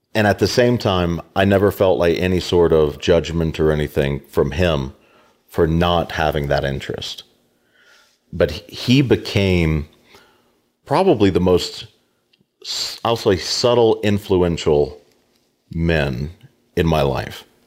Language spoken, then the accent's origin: English; Americus, Georgia, United States; also born or lived in Tennessee / Shenandoah Valley, Virginia / Pittsburgh; now in Denison, Kansas, United States; grew up in Georgia, South Georgia, America's, not America, Americas